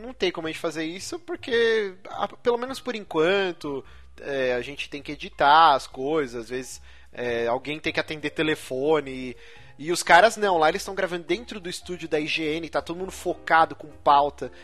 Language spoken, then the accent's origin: Portuguese; São Paulo, Brazil; Eu morei a minha vida inteira na Moca